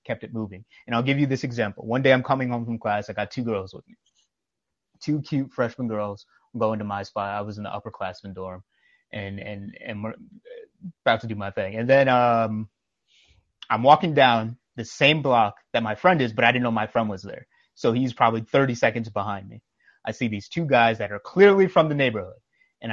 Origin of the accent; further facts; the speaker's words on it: New York, United States; I'm from New York